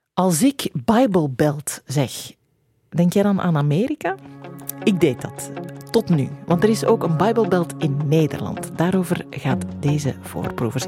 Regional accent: Belgium; wij hier in België

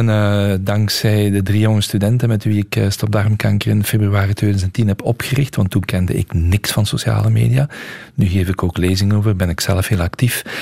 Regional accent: Hasselt, Limburg, Belgium; Heel veel respect voor … en als Hasselaar en zij Hasselse zijn we natuurlijk fier op.

